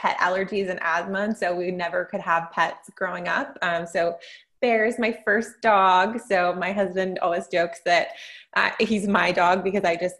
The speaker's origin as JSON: {"language": "English", "town": "Long Beach", "region": "California", "country": "United States", "tie": "born or raised there", "moved": "as an adult", "lives_now": "Concord, United States", "said": "I'm a California native, but I was born and raised in Southern California, Long Beach, just south of LA."}